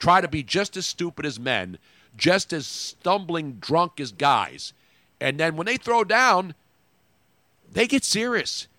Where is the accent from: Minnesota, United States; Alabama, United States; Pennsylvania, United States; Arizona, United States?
Pennsylvania, United States; Philadelphia; my hometown of Philadelphia